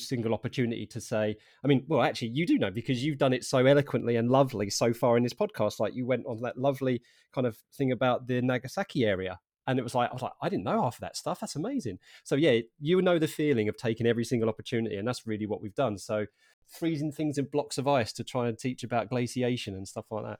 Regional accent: Harlow, East of England, United Kingdom; I'm originally from Arlo in Essex

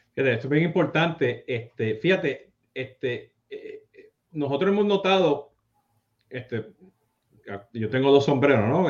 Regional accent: Puerto Rico; now in South Florida, United States; yo siendo boricua

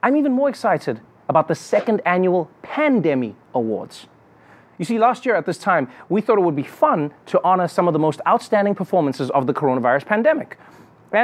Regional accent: South Africa; as a South African

